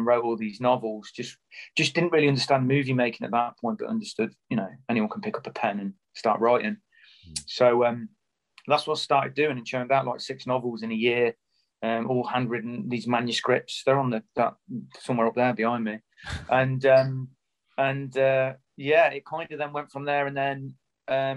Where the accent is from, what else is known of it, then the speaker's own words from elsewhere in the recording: Coventry, West Midlands, United Kingdom; growing up in Coventry, which is a kind of drab post-industrial town